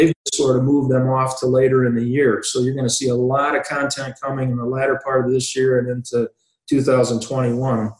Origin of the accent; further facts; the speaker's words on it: Wilmington, Illinois, United States; that little town that I grew up in Wilmington, Illinois